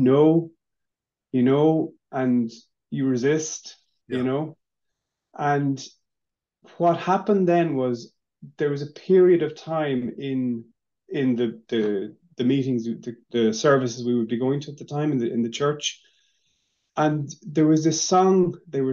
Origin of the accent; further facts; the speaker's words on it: Maynooth, Leinster, Ireland; I was born in Maynooth.